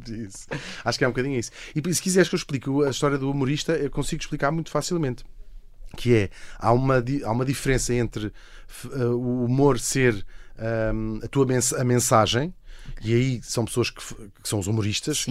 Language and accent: Portuguese; Portugal; fingir que não sou português